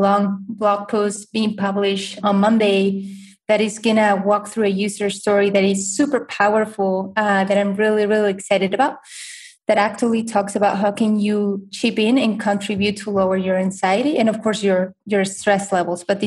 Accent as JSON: {"language": "English", "country": "Spain", "moved": "yes", "lives_now": "United States", "said": "I'm originally from Spain"}